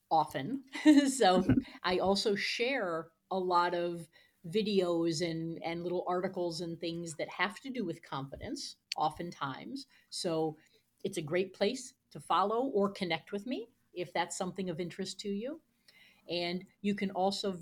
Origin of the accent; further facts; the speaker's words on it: United States; as an American from the US